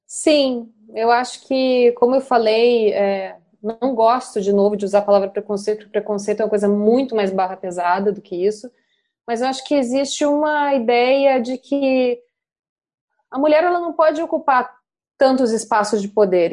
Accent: Rio Grande do Sul, Brazil; accent: gaúcho; moved away; also born or lived in China / Rio de Janeiro; eu realmente eu sou gaúcha, uma vez gaúcho, gaúcho para sempre

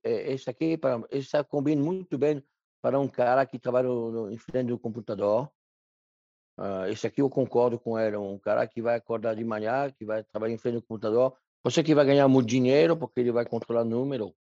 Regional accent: Loire Valley, France; Portuguese is a second language; moved away as an adult; now in Brazil; Eu nasci no interior na França, numa cidade pequena

